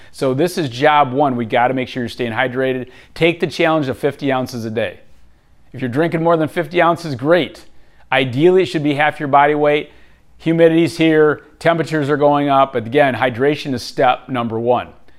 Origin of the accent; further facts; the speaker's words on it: Michigan, United States; Growing up in Michigan, again, I had great parents, but I grew up on really unhealthy foods